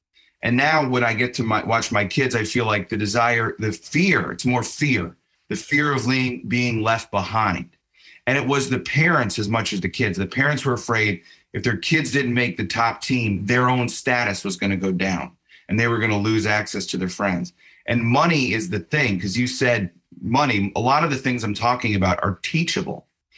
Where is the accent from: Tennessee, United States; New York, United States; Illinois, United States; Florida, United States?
Illinois, United States; Chicago; And I said I'm from Chicago. I'm a Bears fan.